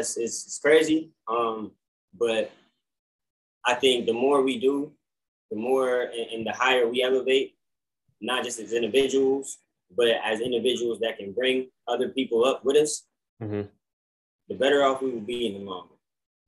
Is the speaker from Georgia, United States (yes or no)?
yes; Atlanta, Georgia, United States; And I tell him, I'm like, I'm from Atlanta. And he's like, oh wow, I didn't catch any of the accent.